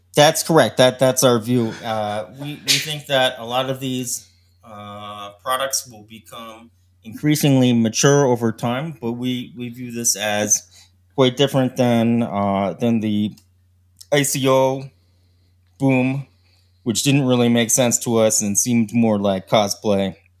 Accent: Connecticut, United States; also born or lived in New York City; I grew up in Connecticut in New York

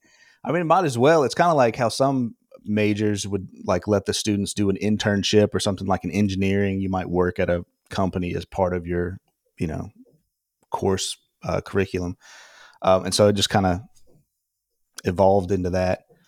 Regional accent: Alabama, United States; moved away as an adult; also born or lived in Portland, Oregon; now in Austin, United States; I lived in, grew up in Alabama

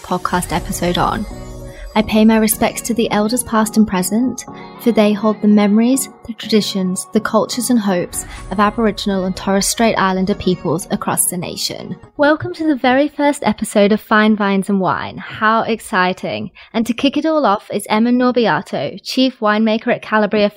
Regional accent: England, United Kingdom; now in Australia; I'm originally from England

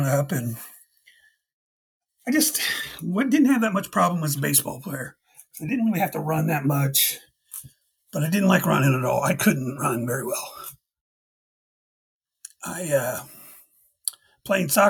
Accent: Dayton, Ohio, United States; I'm from Dayton, Ohio.

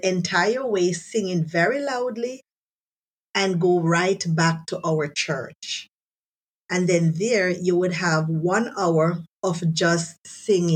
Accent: Jamaica; moved away as an adult; now in Germany; being a Jamaican

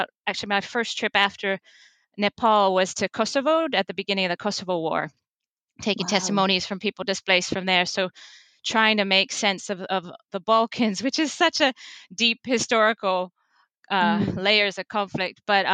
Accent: the Midwest of the United States, United States; moved away as an adult; you might be able to tell from my accent. I grew up in the Midwest of the United States

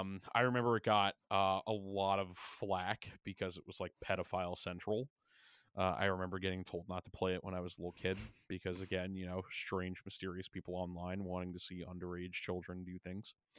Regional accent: Long Island, New York, United States; we're both from Long Island

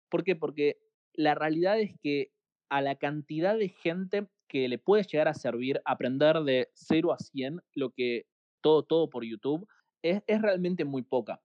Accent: Argentina; como somos de acá

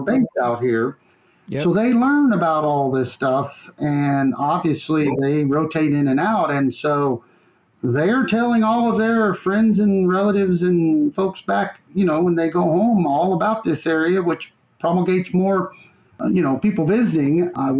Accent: China Lake, California, United States; And the local meteorologist in there found out I was from China Lake, and he got all excited

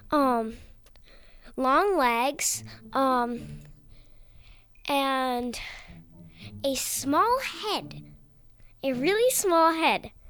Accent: Conway, New Hampshire, United States; Conway, New Hampshire.

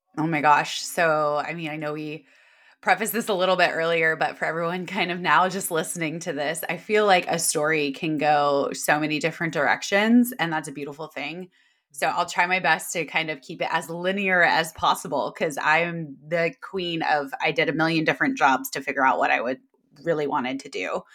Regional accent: Davis, California, United States; also born or lived in San Diego, California / San Francisco, California; I'm from Sacramento, California, a small town outside of it called Davis. Most people are like, "Oh, U C Davis." But I didn't go to U C Davis. I just grew up there, and that's where I live now

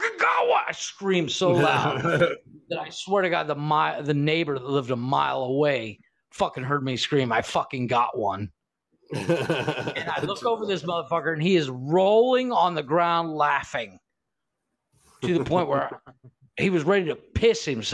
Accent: Ohio, United States; growing up in Ohio

